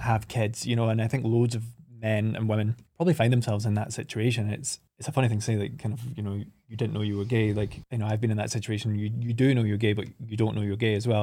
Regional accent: Oban, Scotland, United Kingdom; from three, four years old, we kind of, my parents moved us up to Oban

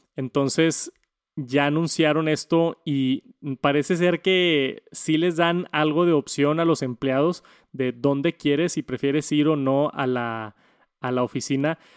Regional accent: Mexico; como mexicano

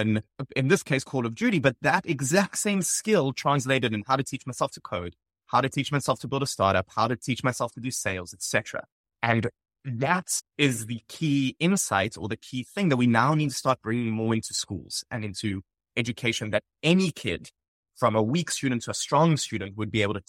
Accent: Johannesburg, Gauteng, South Africa; Yeah, so I grew up in Johannesburg, South Africa, attended high school, primary school there. After that, I went to the University of Cape Town and studied electrical and computer engineering.

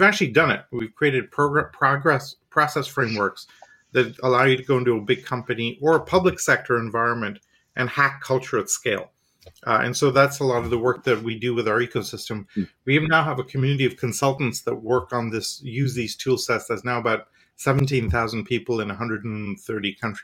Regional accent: India; also born or lived in Canada / Europe; now in United States; I'm from India originally, schooling university in Canada, 10 years in Europe

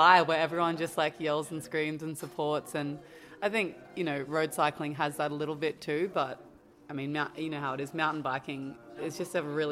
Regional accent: Australia; moved away as an adult; now in Andorra; I am Australian

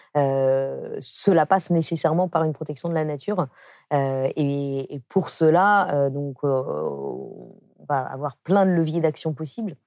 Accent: France; also born or lived in South Africa; on est blanche d'un pays ancien colonisateur et, et qu'on est plutôt d'un niveau voilà, classe moyenne en, France

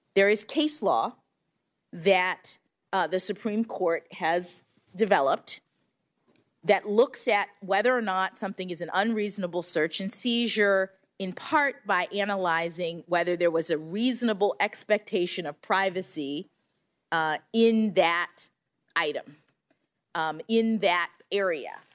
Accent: Florida, United States; Florida, my home state

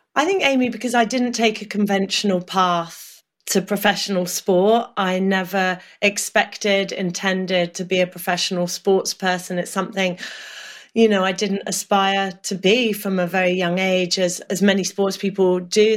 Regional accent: Norfolk, East of England, United Kingdom; I grew up in Norfolk

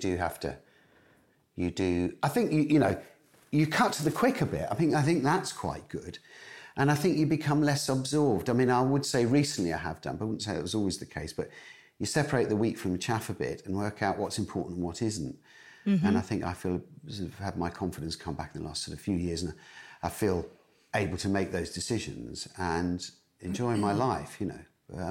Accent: Wolverhampton, West Midlands, United Kingdom; born there; I actually went back to the village I was born in just outside Wolverhampton, all Brighton, the other day because I was filming in the Midlands

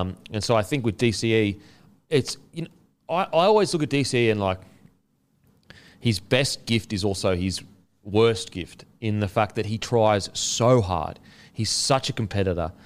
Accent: Australia; I'm extremely proud as an Australian of our history

